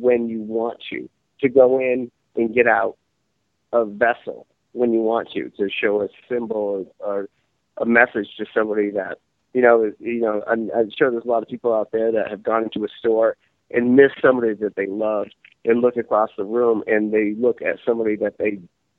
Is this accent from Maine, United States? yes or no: yes; Maine, United States; I'm from Maine